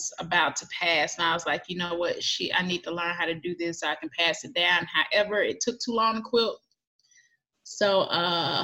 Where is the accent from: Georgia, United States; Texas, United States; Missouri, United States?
Georgia, United States; Atlanta; I grew up here in Atlanta, mm-hmm. metro Atlanta, like not too far from downtown